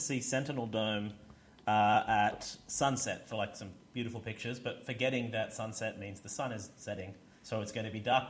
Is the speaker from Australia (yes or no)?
yes; Australia; I'm from Australia, where everything can kill you, but nothing can eat you.